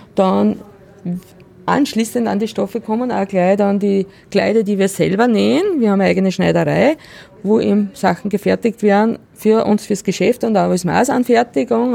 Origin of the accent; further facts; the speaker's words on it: Salzkammergut, Upper Austria, Austria; ich komme selber aus dem Salzkammergut